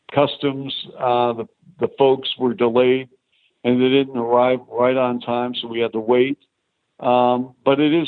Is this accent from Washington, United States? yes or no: yes; Seattle, Washington, United States; moved away as an adult; also born or lived in Toronto / Chicago; Seattle, because it's my hometown